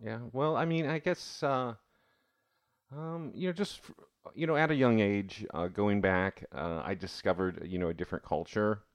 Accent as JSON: {"language": "English", "country": "United States", "said": "I'm still American"}